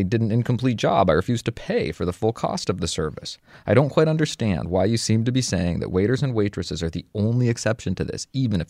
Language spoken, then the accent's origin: English; United Kingdom; I'm British, so the whole tipping thing is different here anyway